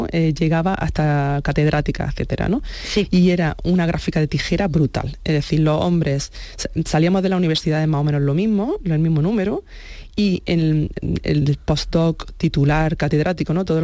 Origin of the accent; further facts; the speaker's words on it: Andalusia, Spain; Y aunque mi ilusión era eso, el contribuir en Andalucía y, y darlo todo por mi tierra, pues un poco también ser realista, ¿no?